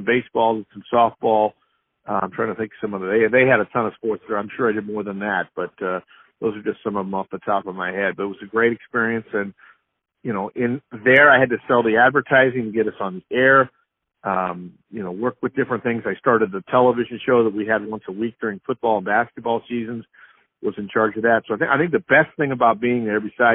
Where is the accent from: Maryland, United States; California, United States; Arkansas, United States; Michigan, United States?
California, United States; Stockton; moved away as an adult; also born or lived in Georgia; now in Idaho, United States; I grew up in California, Stockton, California